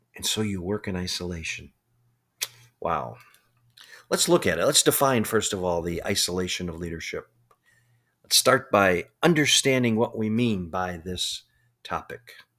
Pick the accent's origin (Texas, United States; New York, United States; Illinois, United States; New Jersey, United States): Illinois, United States; Chicago; I grew up in Chicago